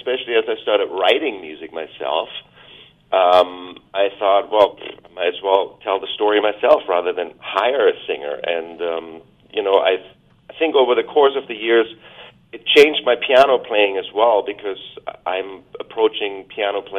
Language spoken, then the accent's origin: English; Germany; also born or lived in Vancouver Island, Canada; now in Canada; where I grew up in Germany